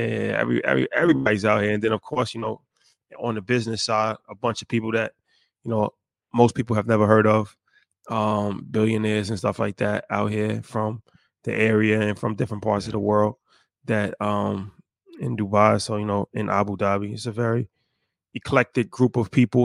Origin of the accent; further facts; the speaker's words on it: United States; how we were raised in America